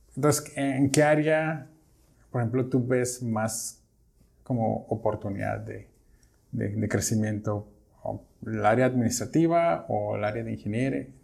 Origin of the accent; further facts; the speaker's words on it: Mexico; yo como, como mexicano